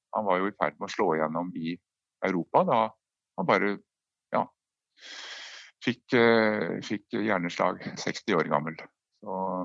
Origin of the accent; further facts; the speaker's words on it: Brumunddal, Innlandet, Norway; Brumunddal, der jeg vokste opp